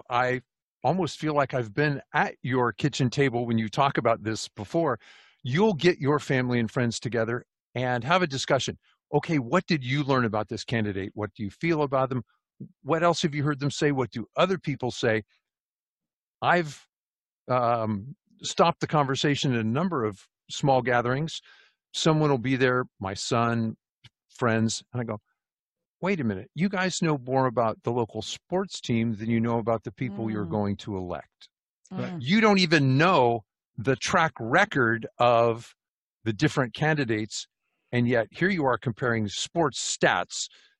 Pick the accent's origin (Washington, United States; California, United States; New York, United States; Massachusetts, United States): California, United States; I'm a refugee from California.